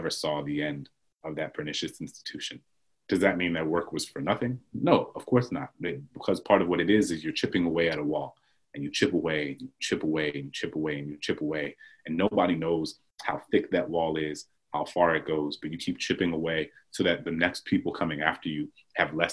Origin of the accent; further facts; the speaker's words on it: New Orleans, Louisiana, United States; I grew up Catholic in New Orleans